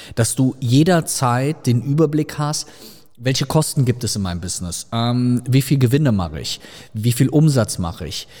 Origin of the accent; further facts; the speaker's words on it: Rhineland, Germany; sagt man bei uns im Rheinland